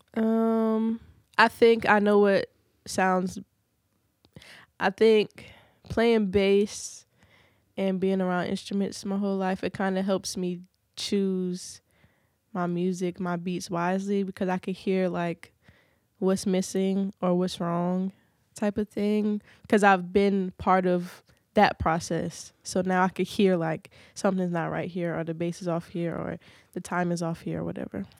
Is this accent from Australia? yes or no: no; Virginia Beach, Virginia, United States; Pungo, I stay close to Pungo, and Pungo is like the country of Virginia Beach, but I'm from Grand Run.